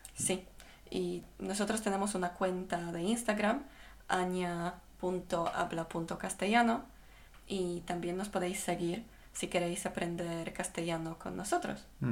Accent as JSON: {"language": "Spanish", "country": "Poland", "moved": "yes", "lives_now": "Spain", "said": "soy, soy polaca"}